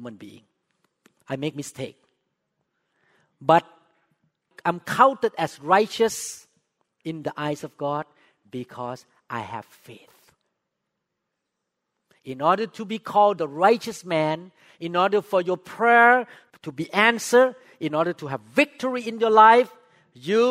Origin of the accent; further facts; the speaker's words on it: Thailand; English is a second language; moved away as an adult; also born or lived in Seattle, United States; now in United States; When I just moved to the U.S., I was so discriminated by American doctors here because I spoke with accent. I'm from Thailand